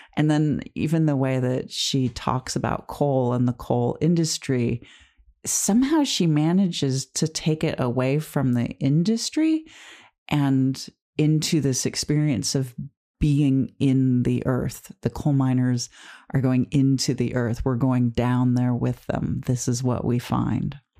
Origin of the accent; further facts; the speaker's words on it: Detroit, Michigan, United States; my family growing up in Detroit in the suburbs